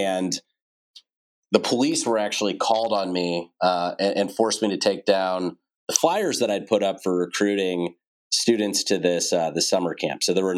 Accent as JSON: {"language": "English", "town": "St. Louis", "region": "Missouri", "country": "United States", "tie": "born or raised there", "said": "Well, I love St. Louis and I'm still here today. It's a great city to raise a family in, great schools, low cost of living, easy to get around, lots of parks. Great place to have grown up."}